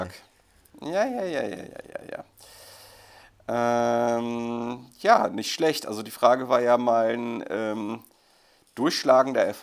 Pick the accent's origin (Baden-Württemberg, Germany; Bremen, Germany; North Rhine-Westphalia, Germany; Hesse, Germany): Baden-Württemberg, Germany; Zuckerle, ich gebe es zu, ich bin Schwabe.